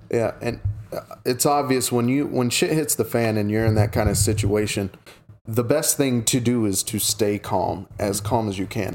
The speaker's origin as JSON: {"language": "English", "region": "Oklahoma", "country": "United States", "said": "I come from Oklahoma where we depend on oil and gas"}